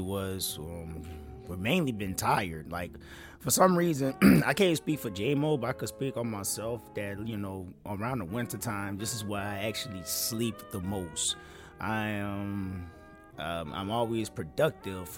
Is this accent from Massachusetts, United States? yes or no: no; New Orleans, Louisiana, United States; I'm from New Orleans